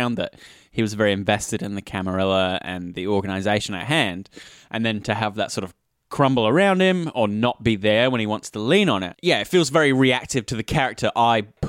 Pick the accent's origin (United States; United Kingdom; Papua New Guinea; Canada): United Kingdom; me as a British person